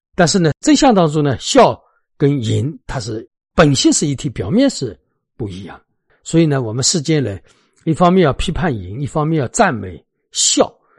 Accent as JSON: {"language": "Chinese", "country": "China", "said": "在我们中国人心目当中"}